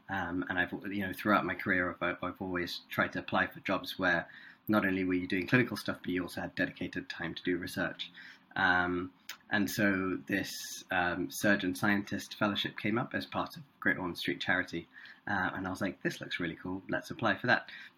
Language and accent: English; Chennai, Tamil Nadu, India; first language Tamil; English is a second language; also born or lived in Singapore; I grew up in Chennai. In South India. And so I speak Tamil.